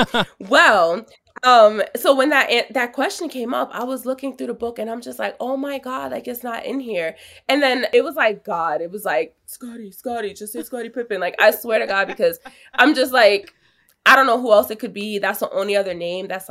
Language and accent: English; New York City, New York, United States; I'm from New York